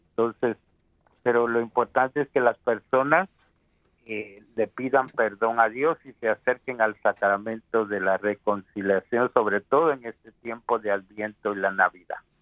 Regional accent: Guatemala; mi país de Guatemala

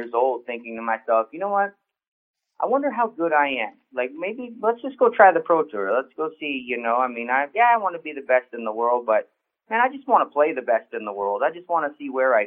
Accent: Edmonton, Alberta, Canada; growing up in Canada, and especially Edmonton, Alberta

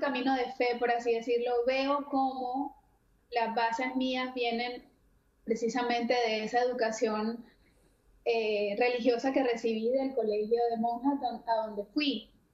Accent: Barranquilla, Atlántico, Colombia; moved away as an adult; now in Miami, United States; soy colombiana, eh, barranquillera, específicamente nacida en Barranquilla, Colombia.

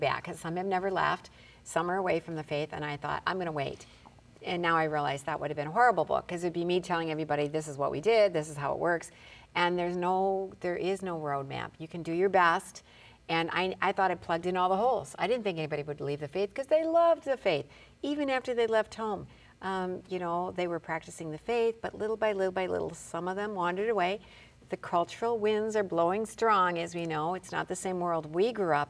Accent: Detroit, Michigan, United States; now in Bismarck, United States; I'm originally from Detroit

